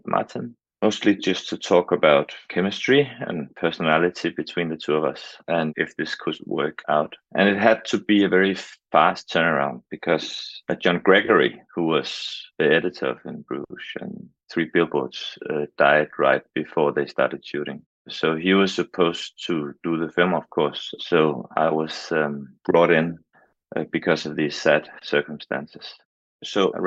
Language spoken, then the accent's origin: English; Denmark; I'm from Denmark.